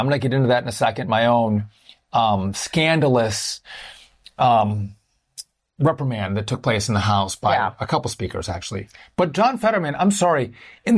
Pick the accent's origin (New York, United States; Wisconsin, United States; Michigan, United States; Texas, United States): Wisconsin, United States; I'm from Wisconsin.